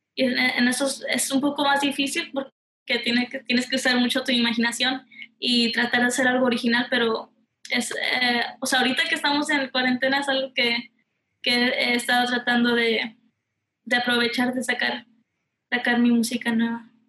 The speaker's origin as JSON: {"language": "Spanish", "town": "Houston", "region": "Texas", "country": "United States", "tie": "born or raised there", "said": "Soy de aquí de Houston, Texas"}